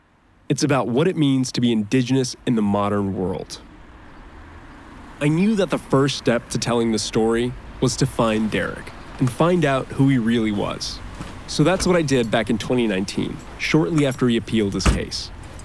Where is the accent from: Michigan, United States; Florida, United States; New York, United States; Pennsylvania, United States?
Florida, United States; I grew up in Florida, between the Volusia County Dirt Track and the Daytona Speedway.